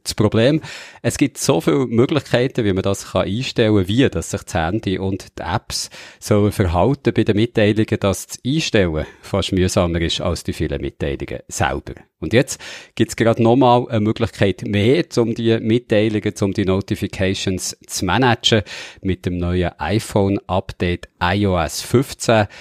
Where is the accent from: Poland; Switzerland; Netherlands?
Switzerland; ich bin ja in der Nähe vom grossen Moos aufgewachsen, der Gemüsekammer von der Schweiz